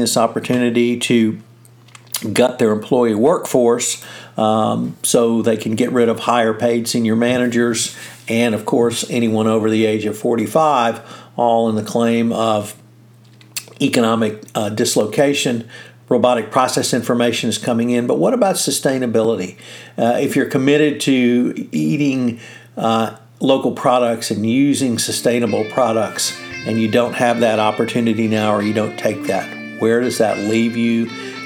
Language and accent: English; Texas, United States; as a Texan